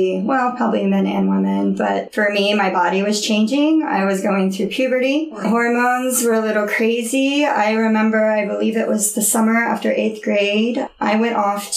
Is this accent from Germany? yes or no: no; Oklahoma City, Oklahoma, United States; moved away; I grew up in Oklahoma City.